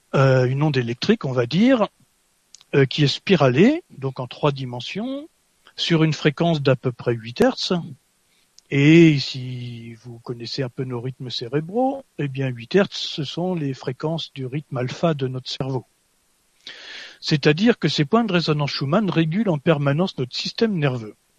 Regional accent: France; moi je suis français

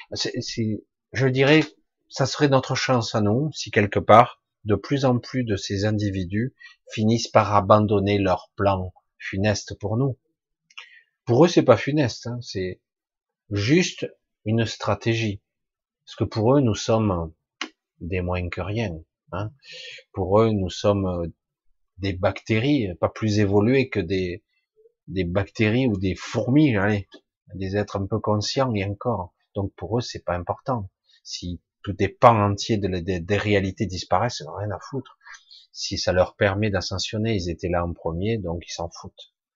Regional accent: Marseille, Provence-Alpes-Côte d'Azur, France; je suis moi de du sud de la France simplement Je suis né à Marseille

